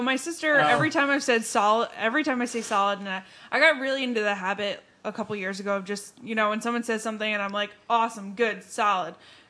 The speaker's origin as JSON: {"language": "English", "country": "United States", "said": "I was a very American. I'm very American"}